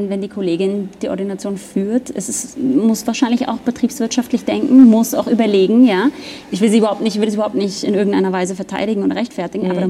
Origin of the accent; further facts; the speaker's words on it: Germany; now in Austria; Ich komme aus Deutschland, da gibt es das auch nicht.